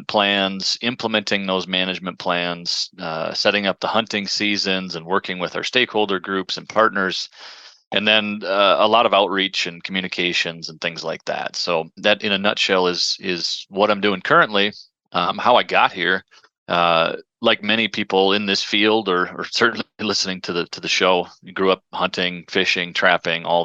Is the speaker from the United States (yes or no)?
yes; Minnesota, United States; moved away as an adult; also born or lived in South Dakota; now in northern Wisconsin, United States; I grew up in Minnesota, and so we had pheasants literally out our back door